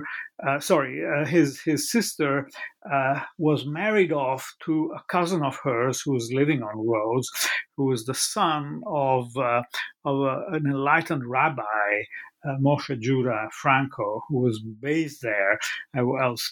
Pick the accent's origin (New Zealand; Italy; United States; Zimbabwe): Italy; I grew up in Italy